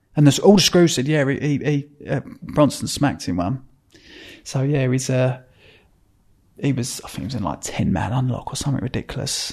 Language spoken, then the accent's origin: English; Epping, East of England, United Kingdom; I was brought up in Epping, which is like, down the end of our road, there was just farms